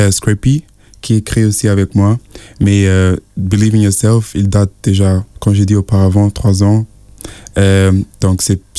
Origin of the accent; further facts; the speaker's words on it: Nigeria; parce que je suis de, de Nigeria, je, je, vis avec ma grand-mère.